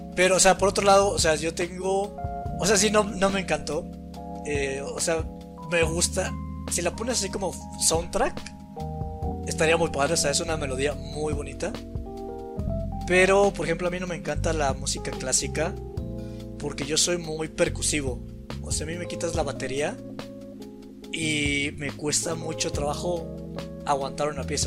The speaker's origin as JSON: {"language": "Spanish", "country": "Mexico", "said": "soy mexicano"}